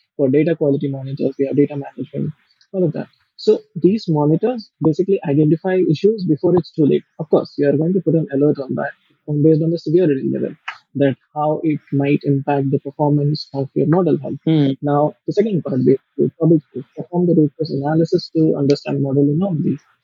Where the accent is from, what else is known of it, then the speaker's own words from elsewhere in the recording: India; also born or lived in Oxford / Japan; I'm from India